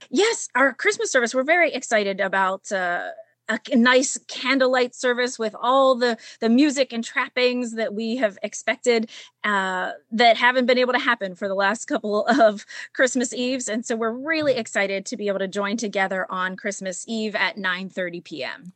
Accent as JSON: {"language": "English", "town": "Pittsburgh", "region": "Pennsylvania", "country": "United States", "tie": "born or raised there", "said": "I'm I am from Pittsburgh. I grew up in North Hills and graduated from North Hills High School"}